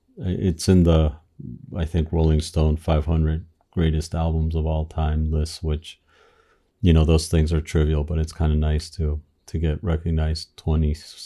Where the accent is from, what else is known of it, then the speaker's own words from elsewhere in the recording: Argentina; growing up in Argentina, we had fled the military dictatorship